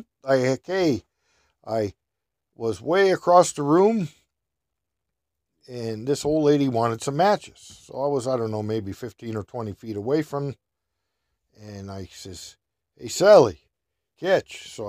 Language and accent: English; Minnesota, United States; Yeah, how do you know I'm from Minnesota?